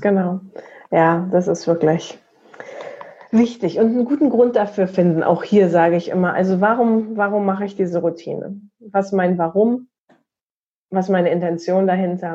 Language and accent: German; Potsdam, Brandenburg, Germany; in Potsdam, meine Heimatstadt